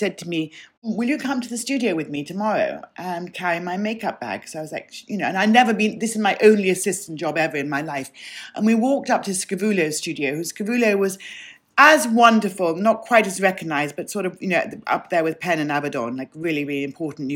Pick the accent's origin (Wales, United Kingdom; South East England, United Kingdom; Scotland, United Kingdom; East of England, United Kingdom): South East England, United Kingdom; Sussex; moved away as an adult; also born or lived in London / Los Angeles; I grew up in Sussex. I was born in London